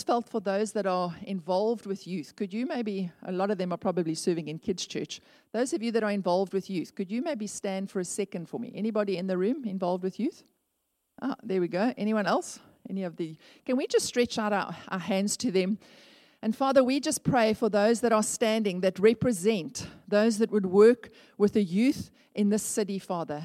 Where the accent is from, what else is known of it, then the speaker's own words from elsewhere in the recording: Port Elizabeth, Eastern Cape, South Africa; I grew up in Northumberland Avenue